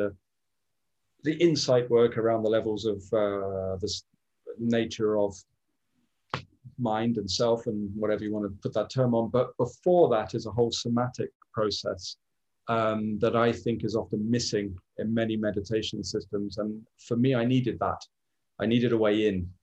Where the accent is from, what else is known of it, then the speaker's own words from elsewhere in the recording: near Glastonbury, South West England, United Kingdom; I grew up near Glastonbury